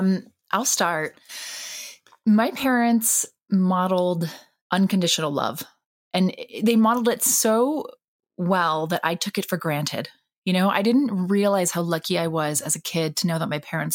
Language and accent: English; Japan; My parents are actually Christian missionaries. So wow. I grew up in Japan, steeped in religion.